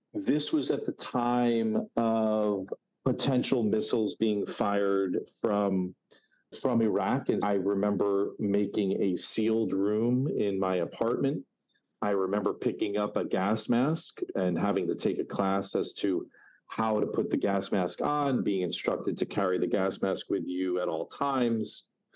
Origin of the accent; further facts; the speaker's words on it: New Jersey, United States; moved away as an adult; now in New York City, United States; I'm from New Jersey. Most of my adult life has been in New York City, but from New Jersey, from a stereotypical northeast suburb